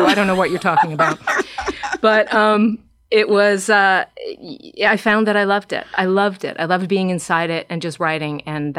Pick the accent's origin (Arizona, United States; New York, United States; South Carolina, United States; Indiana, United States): New York, United States; growing up in New York